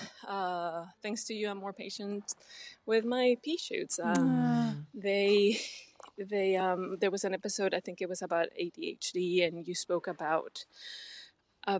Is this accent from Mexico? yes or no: yes; Mexico; I'm from Mexico, too.